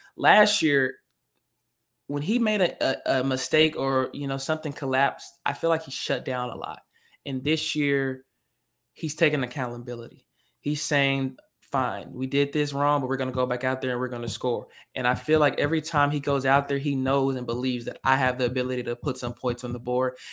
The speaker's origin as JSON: {"language": "English", "region": "Arkansas", "country": "United States", "said": "I'm from Arkansas"}